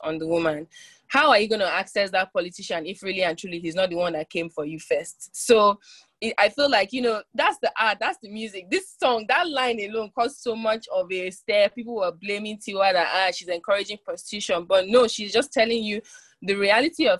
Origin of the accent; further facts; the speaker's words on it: Port Harcourt, Rivers State, Nigeria; I'm a young woman in my mid-20s from Port Harcourt, River State, Nigeria. So I'm from the South